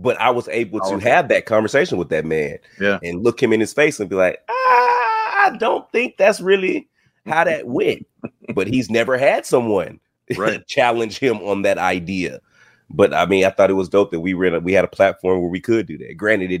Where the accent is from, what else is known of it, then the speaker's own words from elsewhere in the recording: the South, United States; I grew up in the South, man. I still live in the South. I live in Georgia.